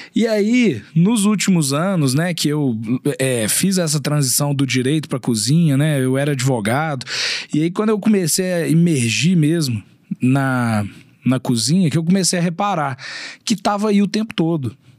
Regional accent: Belo Horizonte, Minas Gerais, Brazil; accent: mineiro; also born or lived in Uberlândia; Eu sou nascido e criado aqui em Belo Horizonte, eu morei três anos fora daqui só em Uberlândia

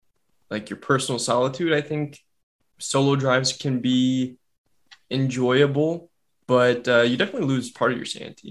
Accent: Michigan, United States; I grew up in Michigan. I spent a lot of my life in Michigan

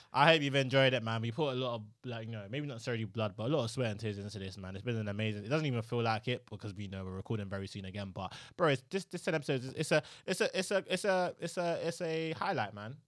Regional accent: London, United Kingdom; also born or lived in Nigeria; I'm from London

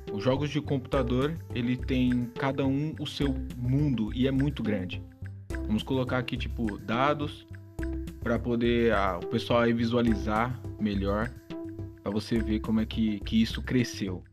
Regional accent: Brazil; Colocando a nossa parte aqui como brasileiro

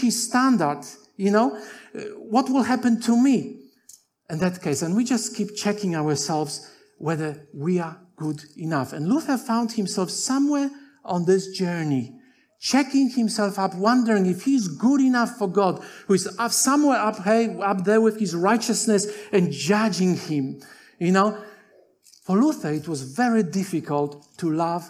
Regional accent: Poland; English is a second language; moved away as an adult; also born or lived in Tasmania, Australia; now in Australia; I'm Polish by birth. I came to Australia when I was 22 in 1986, and I went to Avondale without speaking any English. So when I was growing in Poland

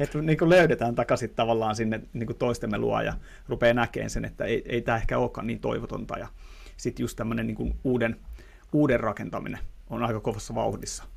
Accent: Tampere, Pirkanmaa, Finland; accent: Tampere dialect; mä puhun niin kuin Tampereen murretta.

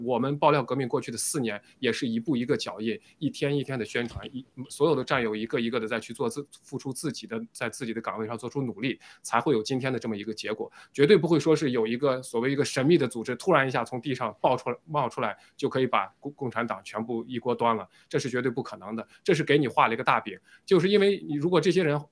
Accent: China; 我们中国人

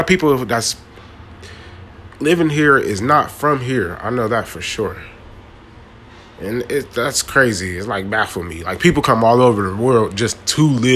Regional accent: Ohio, United States; also born or lived in San Francisco Bay Area; now in San Francisco, United States; I'm living here in the Bay Area from Ohio originally.

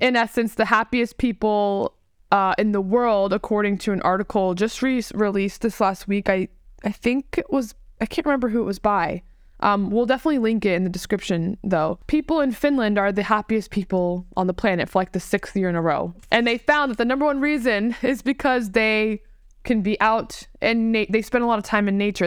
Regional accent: Tampa, Florida, United States; I was born and raised in Tampa

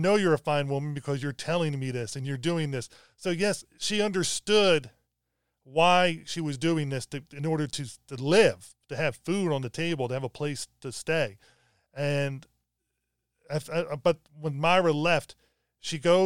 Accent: Baltimore, Maryland, United States; from when I was like around 5 to 18, I grew up in Baltimore City.

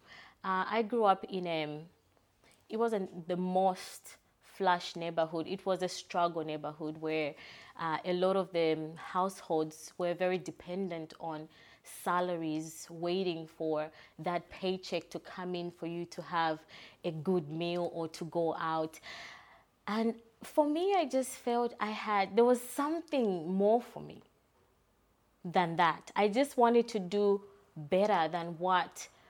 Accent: Zambia; now in Perth, Australia; So growing up, I'm from Zambia, so I was born in Zambia.

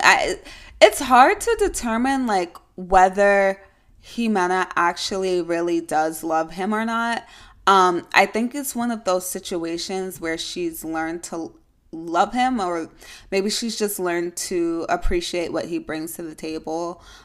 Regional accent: New York, United States; I'm a New Yorker, yes, I do have to, um, identify that it is upstate

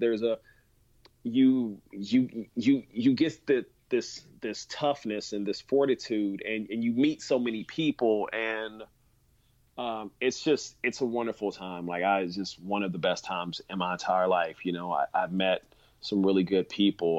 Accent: Kansas City, Missouri, United States; now in San Francisco, United States; I'm from Kansas City, Missouri. It's the Midwest

